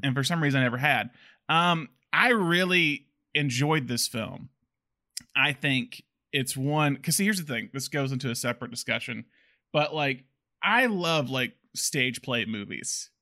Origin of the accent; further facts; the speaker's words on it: the South, United States; we're both from the South.